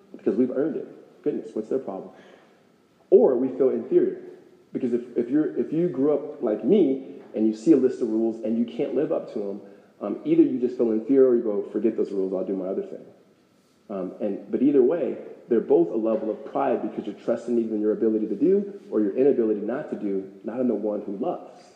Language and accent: English; Los Angeles, California, United States; moved away as an adult; now in Phoenix, United States; I grew up in California